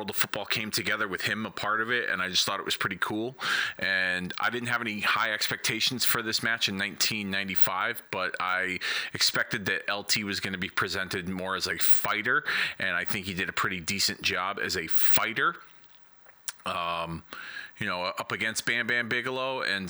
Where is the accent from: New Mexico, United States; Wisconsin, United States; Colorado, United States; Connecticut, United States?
Connecticut, United States; Hartford; my hometown of Hartford